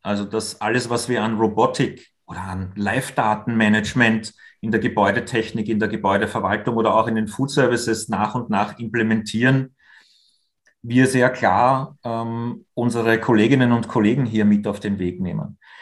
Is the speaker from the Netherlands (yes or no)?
no; Austria; wir als Österreicher